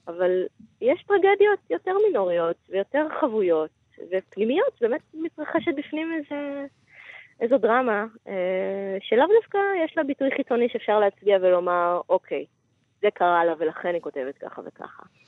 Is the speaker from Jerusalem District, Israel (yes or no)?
no; Gan HaTikva, Central District, Israel; אני באה ממשפחה רוגנית, אה, נחמדה, מגן התקווה